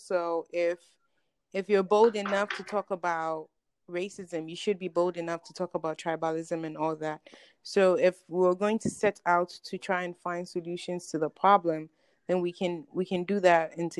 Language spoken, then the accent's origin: English; Ghana; I will say that being African, being Ghanaian, you should care because it's literally your brothers and sisters.